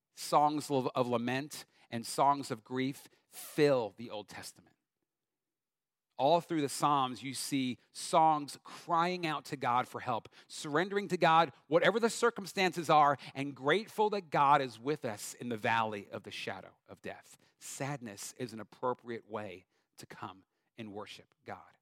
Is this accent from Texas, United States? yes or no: no; Long Island, New York, United States; moved away; I grew up Long Island, New York